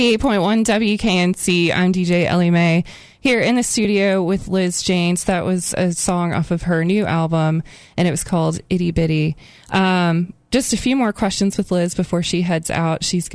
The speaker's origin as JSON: {"language": "English", "town": "Indianapolis", "region": "Indiana", "country": "United States", "said": "I am from Indianapolis as well."}